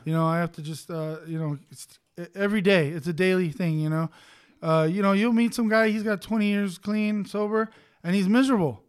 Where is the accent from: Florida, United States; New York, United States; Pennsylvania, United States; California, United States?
California, United States; Los Angeles; I grew up in East L